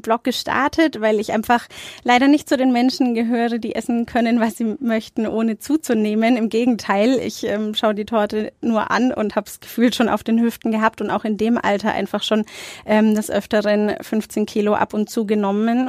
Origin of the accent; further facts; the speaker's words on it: Nuremberg, Bavaria, Germany; ich bin in Nürnberg-Nord aufgewachsen